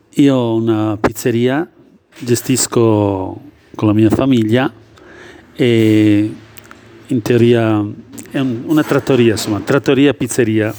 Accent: Kosovo; Italian is a second language; moved away as an adult; now in Italy; Vengo dalla ex Jugoslavia, che adesso è diventato Kosovo, e vivo in Italia da più di 33-34 anni

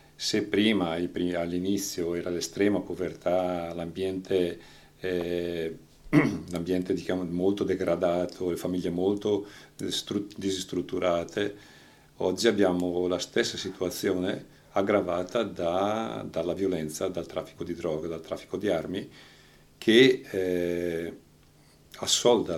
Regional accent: Franciacorta, Lombardy, Italy; moved away as an adult; sono di Palermo Franciacorta lo stesso paese di Lieta

